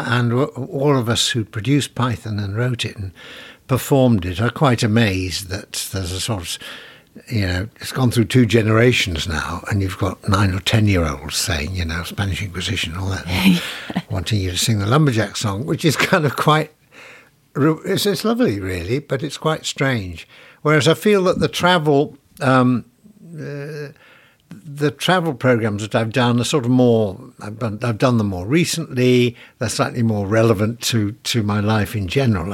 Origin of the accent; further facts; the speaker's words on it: Sheffield, Yorkshire and the Humber, United Kingdom; I was lucky enough to be born and brought up in the west side of Sheffield